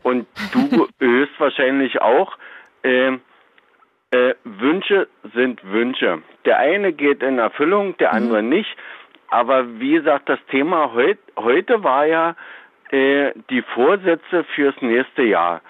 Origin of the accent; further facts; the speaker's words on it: southern Brandenburg, Germany; ich komme ja aus Brandenburg, mhm. äh, zwar ganz südlich